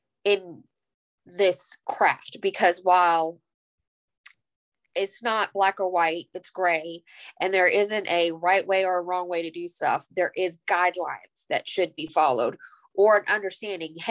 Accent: Georgia, United States; I'm from the Georgia area

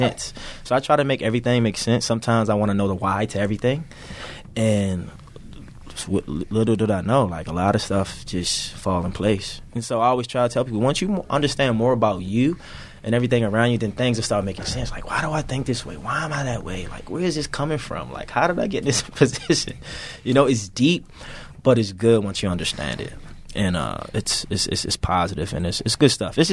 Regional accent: Baltimore, Maryland, United States; I'm from Baltimore City, by the way. So growing up in inner city, it's a lot of challenges

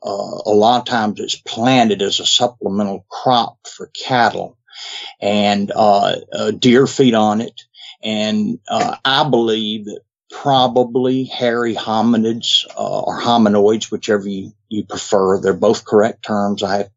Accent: Atlanta, Georgia, United States; I'm from Atlanta, Georgia

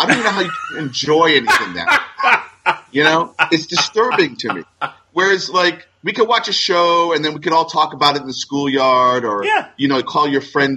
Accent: New York City, New York, United States; growing up in New York City

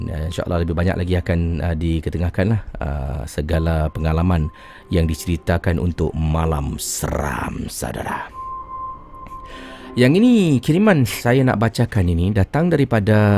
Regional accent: Singapore; now in Brunei; Saya orang Singapura kisi. Duduk sini dah 11 tahun.

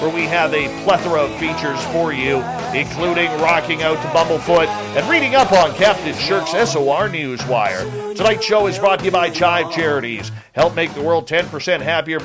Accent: Lower Mainland of British Columbia, Canada; growing up in the Lower Mainland of British Columbia in the late 70s, early 80s

